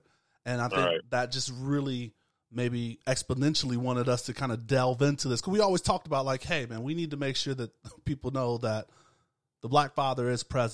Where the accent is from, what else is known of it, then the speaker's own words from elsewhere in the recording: Tampa, Florida, United States; grew up in Tampa